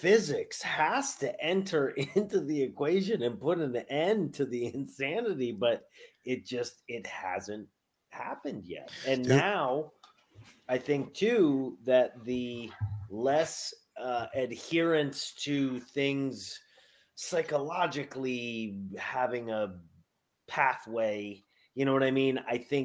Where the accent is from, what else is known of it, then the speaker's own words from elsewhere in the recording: Albany, New York, United States; my hometown of Albany, New York